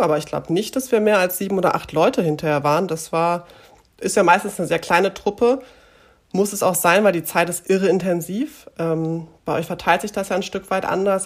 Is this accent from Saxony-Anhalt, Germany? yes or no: no; Münster, North Rhine-Westphalia, Germany; also born or lived in Gronau / Enschede; ich komme ursprünglich aus Münster. Ähm, bin mit zehn Jahren nach Gronau äh, gezogen